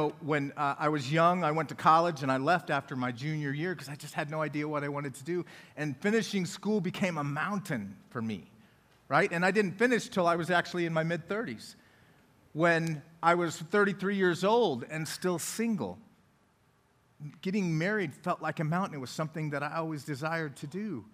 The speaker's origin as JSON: {"language": "English", "town": "Colorado Springs", "region": "Colorado", "country": "United States", "tie": "born or raised there", "also_born_or_lived": "Loveland, Colorado / Denver, Colorado", "moved": "yes", "lives_now": "Oklahoma City, United States", "said": "Colorado Springs, and that is where I was born and raised."}